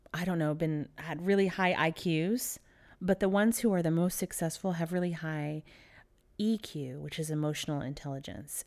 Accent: Dallas, Texas, United States; also born or lived in Philadelphia; I was born outside of Philadelphia. And I moved to Texas when I was three years old in Dallas

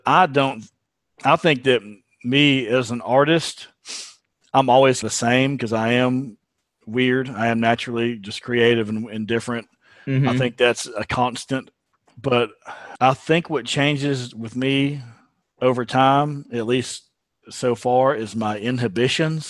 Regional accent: Texas, United States; I'm a Texan

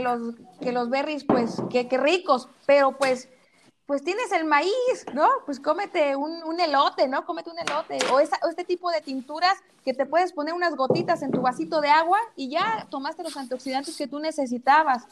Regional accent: El Platanar, Jalisco, Mexico; now in Guadalajara, Mexico

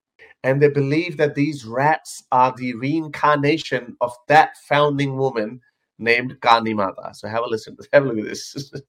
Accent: India; And again, I'm Indian as well. So to me, it doesn't really matter. It's not exotic for me. Kind of is, because we were separated from mainstream India.

